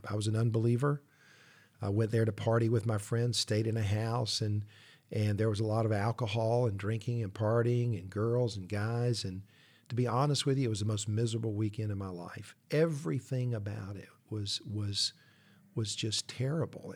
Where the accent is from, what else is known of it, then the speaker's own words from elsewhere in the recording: Columbia, South Carolina, United States; I grew up in Columbia